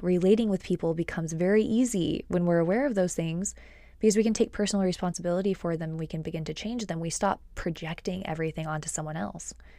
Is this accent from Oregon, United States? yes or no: no; Texas, United States; also born or lived in Austin, Texas; I've lived in Texas since I was about eight